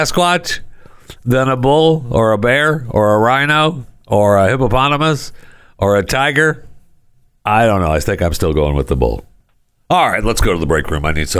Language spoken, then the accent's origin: English; Saginaw, Michigan, United States; I remember growing up in Michigan, I grew up right here. I'm holding up my hand. I grew up right here, right there in Saginaw. You know, up there by the bay and the thumb.